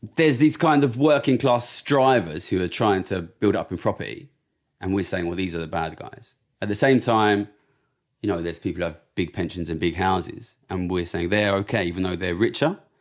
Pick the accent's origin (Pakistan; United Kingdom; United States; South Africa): United Kingdom; Ilford, London; I grew up in Ilford, which is a very, very immigrant area